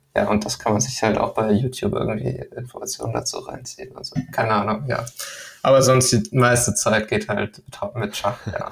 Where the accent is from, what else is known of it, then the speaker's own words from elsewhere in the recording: Lübeck, Schleswig-Holstein, Germany; also born or lived in Denmark; Also ich komme ja aus Lübeck